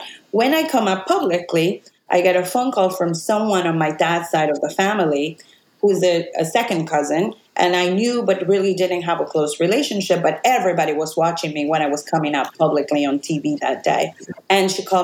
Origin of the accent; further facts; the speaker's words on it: Puerto Rico; moved away as an adult; I was born in Puerto Rico on the West Coast.